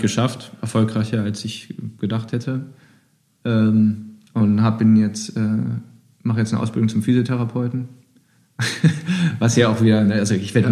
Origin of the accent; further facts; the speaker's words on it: Düsseldorf, North Rhine-Westphalia, Germany; als Düsseldorfer